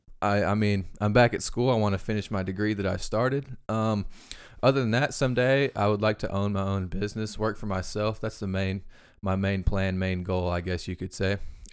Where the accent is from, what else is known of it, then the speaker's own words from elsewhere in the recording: Damascus, Arkansas, United States; now in Conway, United States; I grew up in Damascus, Arkansas, went to Southside B Branch High School my whole life. Moved to Conway when I was 18